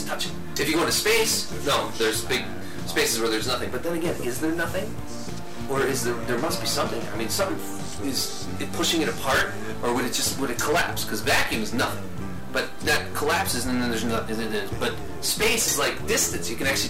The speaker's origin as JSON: {"language": "English", "region": "Wisconsin", "country": "United States", "said": "we're from Wisconsin"}